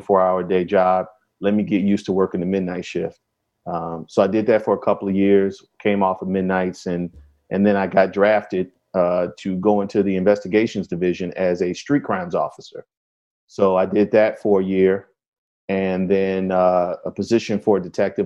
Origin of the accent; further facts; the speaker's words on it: Chicago, Illinois, United States; Yeah, so I'm from Chicago.